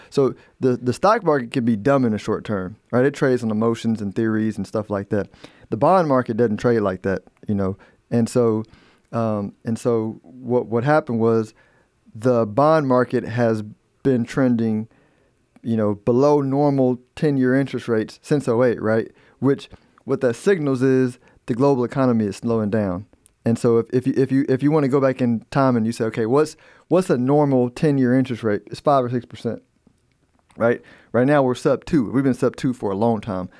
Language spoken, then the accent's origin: English; United States; I'm an American